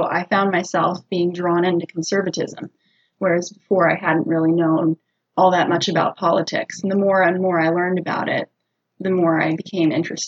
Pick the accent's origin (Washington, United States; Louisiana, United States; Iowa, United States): Iowa, United States; Des Moines; I'm from Des Moines, Iowa.